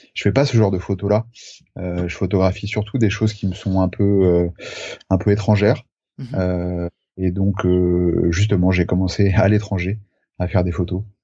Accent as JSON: {"language": "French", "area": "Charente, near Angoulême", "region": "Nouvelle-Aquitaine", "country": "France", "tie": "born or raised there", "also_born_or_lived": "Brittany", "moved": "as an adult", "said": "j'ai grandi en Charente, à côté d'Angoulême"}